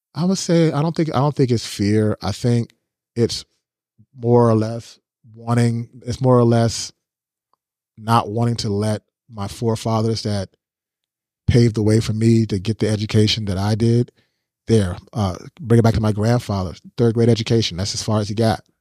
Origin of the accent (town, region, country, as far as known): United States